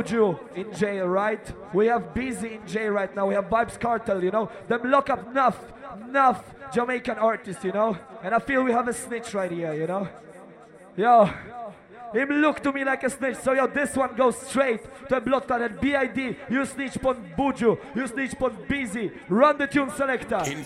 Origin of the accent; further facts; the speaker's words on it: Wrocław, Lower Silesian Voivodeship, Poland; We come from Wrocław, Poland